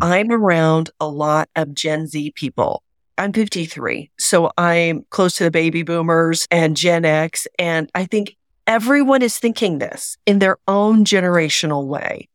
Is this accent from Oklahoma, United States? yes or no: yes; Oklahoma, United States; I grew up in Oklahoma, the buckle of the Bible Belt